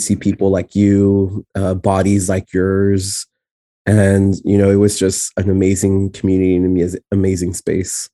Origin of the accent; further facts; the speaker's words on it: San Antonio, Texas, United States; first language Spanish; English is a second language; also born or lived in El Paso, Texas; the place where I specifically was raised in, in Texas is San Antonio, and I'm from the South Side